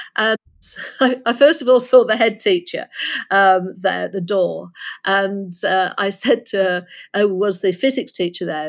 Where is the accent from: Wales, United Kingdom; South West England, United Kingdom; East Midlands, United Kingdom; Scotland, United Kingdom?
East Midlands, United Kingdom; Lincolnshire near Skegness; moved away; I was born in Lincolnshire near Skegness, and my my mother left when I was six